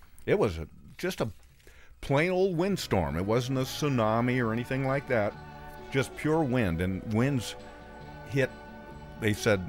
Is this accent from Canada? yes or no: no; Bend, Oregon, United States; All over the Northwest, including my hometown of Bend, Oregon.